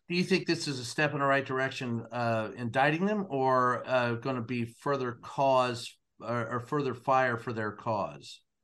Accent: Louisville, Kentucky, United States; growing up in Louisville

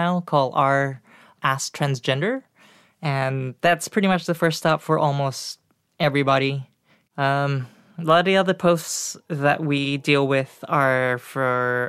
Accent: Singapore; moved away as an adult; now in United States; I was born in Singapore.

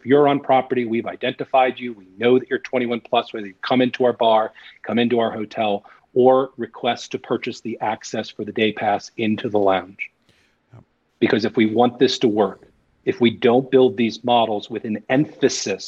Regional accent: New Jersey, United States; also born or lived in New York City, United States; now in Denver, United States; I'm a kid from New York City, raised in New Jersey. A kid from New Jersey, raised in New York and back to New Jersey, but East Coast

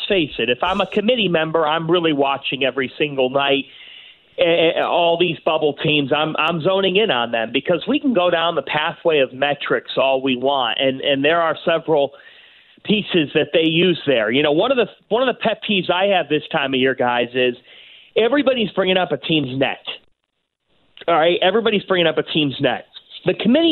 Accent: Cleveland, Ohio, United States; I grew up in Cleveland, and you grow up living, breathing, dying Cleveland sports there

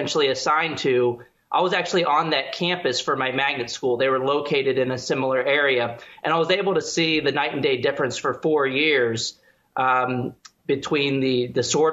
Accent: San Antonio, Texas, United States; born or raised there

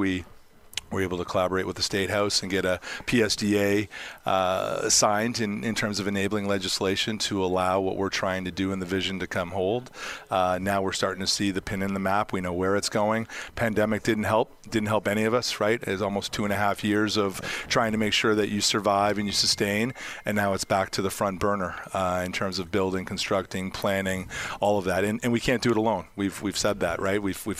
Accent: Boston, Massachusetts, United States; moved away; also born or lived in Canada; I grew up in Boston, so I'm an original six guy. I spent a lot of years north of the border.

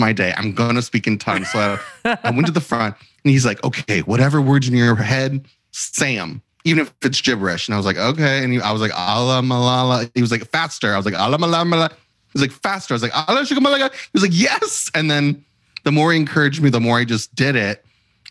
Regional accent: Christian County, Kentucky, United States; now in Los Angeles, United States; I grew up in Christian County, Kentucky.

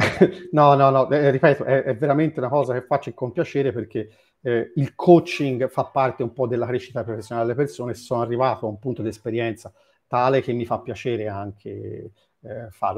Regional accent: Florence, Tuscany, Italy; accent: Florentine; sono di Firenze

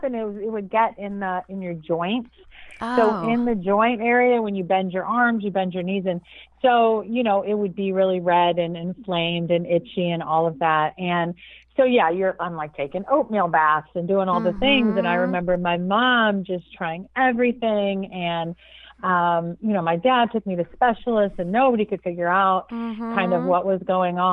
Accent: Jacksonville, Florida, United States; also born or lived in Cleveland, Ohio; I'm originally actually from Cleveland, Ohio, but at around 8, my mom moved us cross country down to Jacksonville, Florida, and that has been home ever since

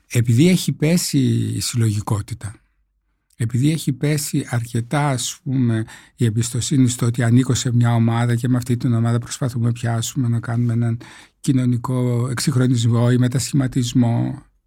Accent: northern Greece, Greece; είμαι από τη Βόρεια Ελλάδα

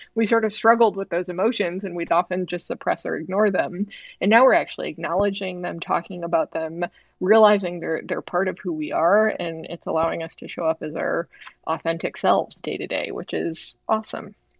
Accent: Chicago, Illinois, United States; I grew up in the Midwest. I grew up on the South side of Chicago

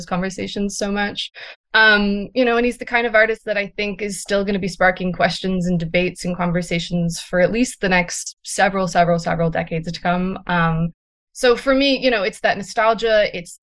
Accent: Buffalo, New York, United States; now in New York City, United States; I'm from Buffalo, New York, originally, before I moved to New York

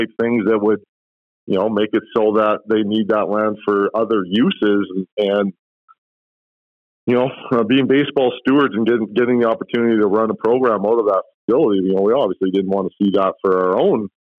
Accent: Edmonton, Alberta, Canada; also born or lived in Vancouver Island; I've been an Edmontonian my whole life. I've lived elsewhere, but Edmonton's my hometown. I'm from here and I love Edmonton.

